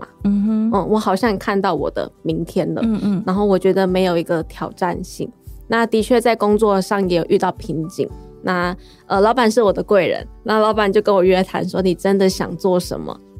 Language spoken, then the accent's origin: Chinese; Luye, Taitung County, Taiwan; 我们这边的特色茶是红乌龙，红乌龙的香气又偏很熟果的香气，就很台东鹿野的味道，所以我自己很喜欢我的家乡。